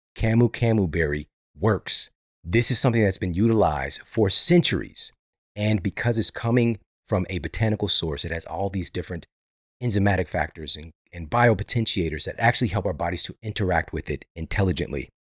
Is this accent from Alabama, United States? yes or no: no; St. Louis, Missouri, United States; Saint Louis University, which is, this is my hometown